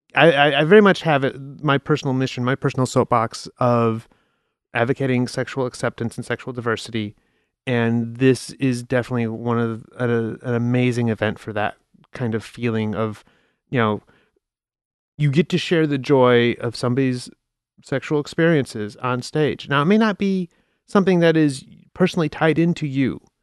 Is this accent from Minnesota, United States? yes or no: no; Chicago, Illinois, United States; moved away; I'm from Chicago originally